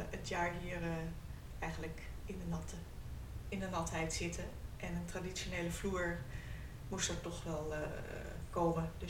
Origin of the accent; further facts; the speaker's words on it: North Holland, Netherlands; now in Friesland, Netherlands; Eh, we komen uit Noord-Holland.